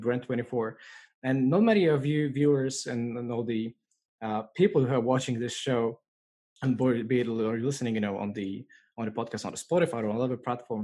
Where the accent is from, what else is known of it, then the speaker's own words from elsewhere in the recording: Poland; my home country of Poland